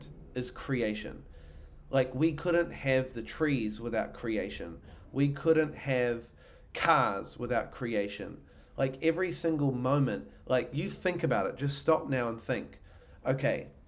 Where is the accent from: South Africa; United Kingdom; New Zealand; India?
New Zealand; now in Austin, United States; I'm originally from New Zealand. I live in Austin, Texas.